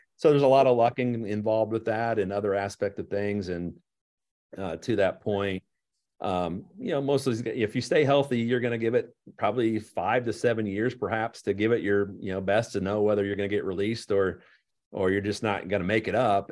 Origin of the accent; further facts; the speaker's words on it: Mahomet, Illinois, United States; born and raised in Muhammad